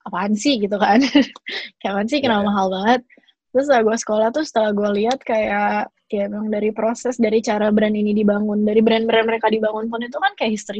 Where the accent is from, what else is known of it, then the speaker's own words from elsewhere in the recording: Indonesia; soalnya mau bagaimanapun gue sebagai orang Indo pasti lebih mudah buat gue buat mulai bisnis di Indonesia gitu kan.